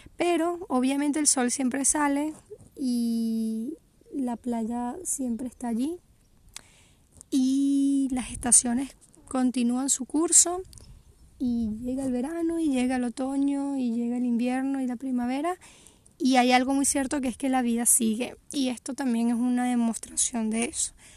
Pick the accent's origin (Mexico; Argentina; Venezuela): Venezuela; moved away as an adult; also born or lived in Portugal; Yo desde que emigré de Venezuela